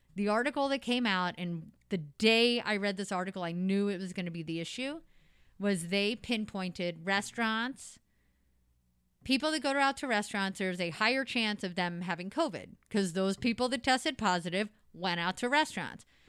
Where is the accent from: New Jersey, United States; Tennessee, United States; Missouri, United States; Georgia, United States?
Missouri, United States; Potosi; now in St. Louis, United States; I grew up in Potosi, Missouri.